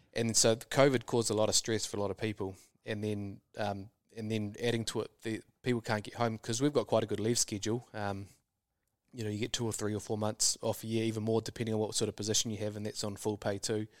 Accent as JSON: {"language": "English", "country": "New Zealand", "said": "Kiwis are very employable just because of our nature and our work ethic"}